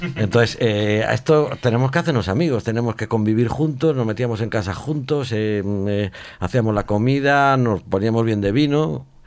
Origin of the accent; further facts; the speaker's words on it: Vigo, Galicia, Spain; soy de Vigo